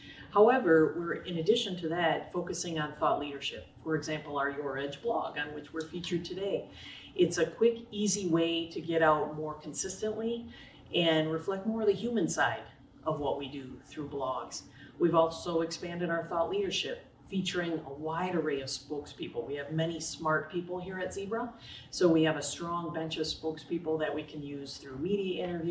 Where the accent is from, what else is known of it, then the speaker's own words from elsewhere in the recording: Wisconsin, United States; moved away; also born or lived in Washington, D.C.; I'm born and raised in Wisconsin